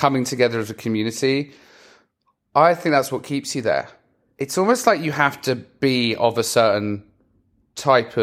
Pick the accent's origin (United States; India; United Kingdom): United Kingdom; England; I'm English